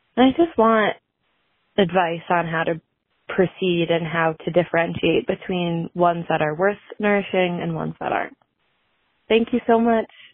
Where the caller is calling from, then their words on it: Boston, Massachusetts, United States; I'm calling from Boston.